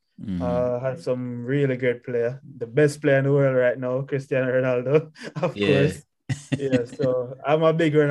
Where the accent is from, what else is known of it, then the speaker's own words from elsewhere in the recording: Mile Gully, Manchester, Jamaica; also born or lived in Mandeville, Jamaica; Born in Mandeville, Manchester. And then I grew up within Manchester, which is central Jamaica. Mostly in Mile Gully.